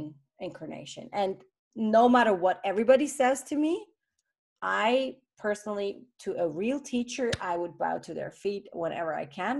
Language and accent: English; Switzerland; I was born in Switzerland